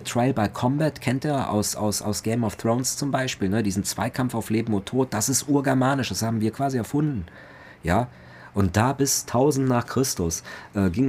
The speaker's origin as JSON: {"language": "German", "town": "Cologne", "region": "North Rhine-Westphalia", "country": "Germany", "said": "ich bin Kölner, rheinfränkischer Kulturraum, da sind die Aachener, sind die Trierer, das sind ja alles Freunde."}